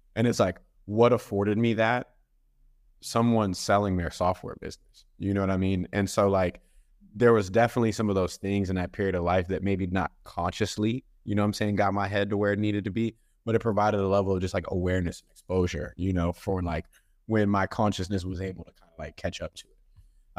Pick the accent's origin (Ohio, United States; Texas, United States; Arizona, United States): Texas, United States; Dallas; I'm originally from Dallas, Texas